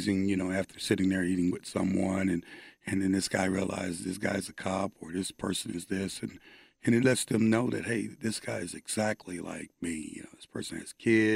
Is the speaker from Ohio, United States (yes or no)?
yes; Ohio, United States; moved away as an adult; also born or lived in Oklahoma; now in Dallas, United States; as a kid growing up in Ohio